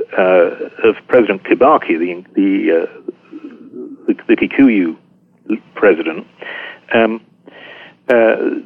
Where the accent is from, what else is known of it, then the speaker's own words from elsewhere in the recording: Yorkshire and the Humber, United Kingdom; I'm strongly identify as a Yorkshireman